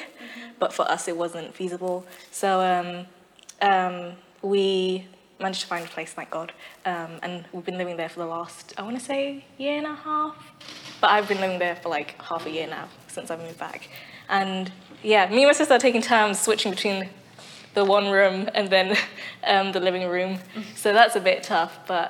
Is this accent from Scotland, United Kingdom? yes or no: no; London, United Kingdom; born or raised there; also born or lived in Aarhus, Denmark / Norwich